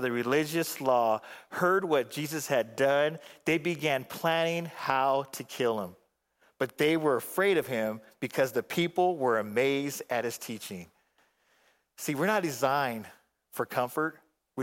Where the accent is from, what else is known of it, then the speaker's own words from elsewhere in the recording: Phoenix, Arizona, United States; back in Phoenix